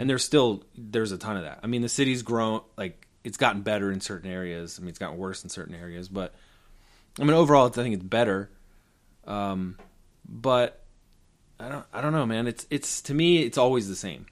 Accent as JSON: {"language": "English", "town": "Baltimore", "region": "Maryland", "country": "United States", "tie": "born or raised there", "also_born_or_lived": "Tokyo, Japan / New York City", "moved": "as an adult", "said": "I, I grew up in Baltimore"}